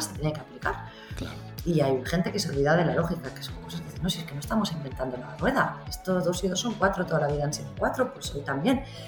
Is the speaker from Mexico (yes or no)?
no; Barcelona, Catalonia, Spain; also born or lived in London; yo soy de Barcelona